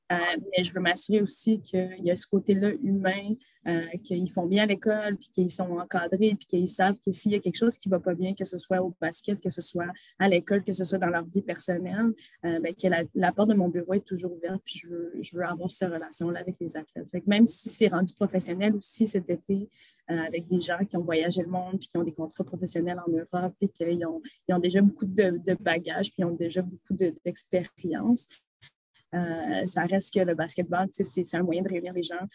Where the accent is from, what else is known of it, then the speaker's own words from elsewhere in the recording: Gatineau, Quebec, Canada; also born or lived in Dubai; née à Gatineau, j'ai grandi à Gatineau